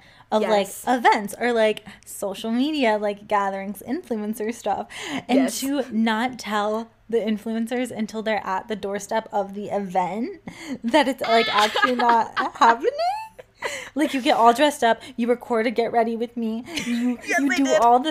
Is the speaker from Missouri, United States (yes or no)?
no; Cleveland, Ohio, United States; moved away as an adult; also born or lived in California / Florida; I am in Cleveland, Ohio, my hometown